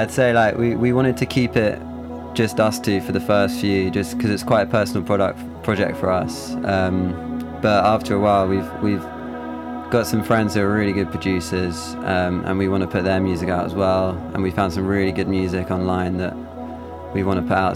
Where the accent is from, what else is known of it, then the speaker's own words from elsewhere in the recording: London, United Kingdom; also born or lived in Leeds; I'm from London, but I went to uni, did music production at Leeds Beckett